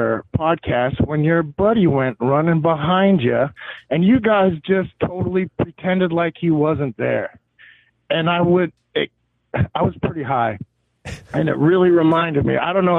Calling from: Pennsylvania, United States; I'm calling from Pennsylvania.

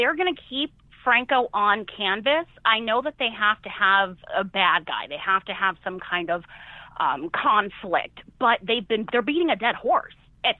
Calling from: Seattle, Washington, United States; I'm calling from Seattle, Washington.

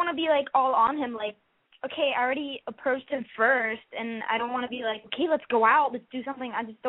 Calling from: Miami, Florida, United States; I'm 18, and I'm from Miami.

